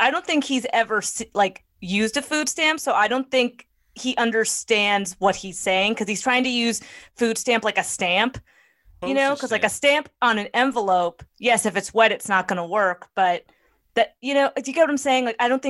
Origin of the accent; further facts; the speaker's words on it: Lawrence, Massachusetts, United States; also born or lived in Amesbury; You know, I grew up in two worlds. I grew up in Lawrence, and I grew up in, you know, sort of Amesbury